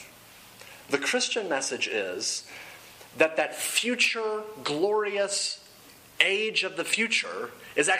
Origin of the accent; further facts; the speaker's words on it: Dallas, Texas, United States; moved away as an adult; also born or lived in Oklahoma; I grew up in Dallas, Texas, went to school in Oklahoma